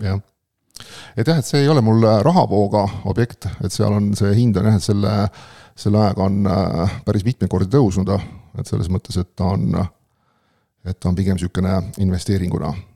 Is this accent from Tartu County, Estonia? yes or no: no; Pärnu area, Pärnu County, Estonia; ma olen ka Pärnu kandist olen pärit